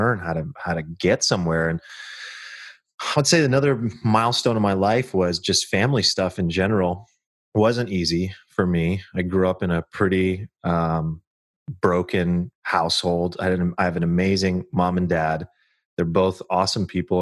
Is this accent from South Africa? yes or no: no; Sacramento, California, United States; I'm a kid from Sactown, Sacramento, California